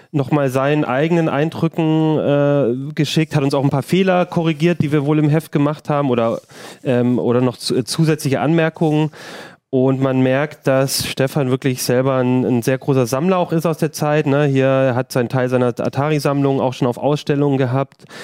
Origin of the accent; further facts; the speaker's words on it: Southern Germany, Germany; ich als, als Süddeutscher bin es ja, äh, genieße das immer.